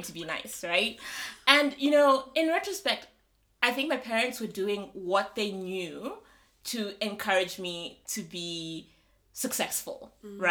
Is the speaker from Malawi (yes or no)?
yes; Malawi; moved away as an adult; also born or lived in South Africa; I'm from Malawi